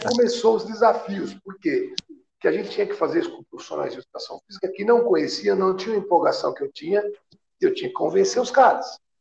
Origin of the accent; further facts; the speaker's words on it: Araçatuba, São Paulo, Brazil; Eu comecei em clube quando era pequeno, lá em Aracatuba